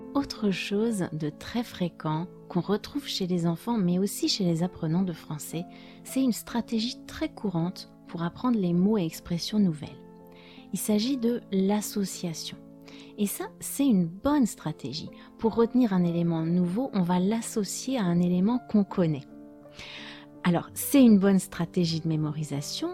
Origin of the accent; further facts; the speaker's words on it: France; first language French; je suis française